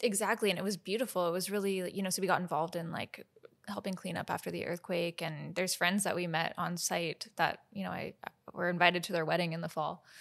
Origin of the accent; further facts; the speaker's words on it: Victoria, British Columbia, Canada; also born or lived in Nelson, BC / Nashville, Tennessee / Boston; now in Vancouver, Canada; we moved from Nelson, BC to Victoria and I started taking lessons from like a very incredible teacher, Jen